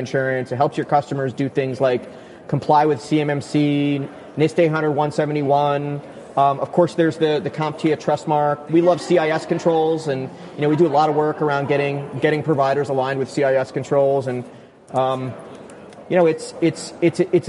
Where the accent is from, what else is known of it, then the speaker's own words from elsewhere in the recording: New York, United States; I'm from New York